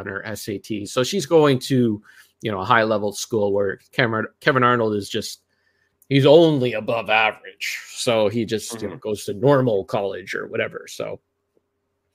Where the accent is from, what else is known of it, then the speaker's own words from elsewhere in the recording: Canada; being Canadian